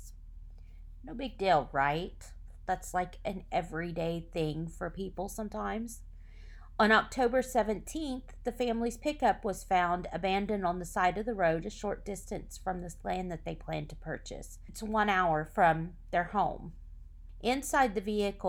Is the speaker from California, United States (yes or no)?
no; Oklahoma, United States; my home state of Oklahoma